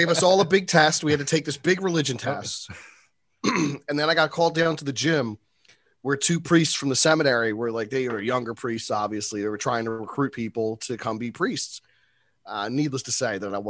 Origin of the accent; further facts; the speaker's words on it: Philadelphia, Pennsylvania, United States; I was actually born in Philly. And I was raised in an area called Olney until I was about 10. And then we moved up to the Northeast.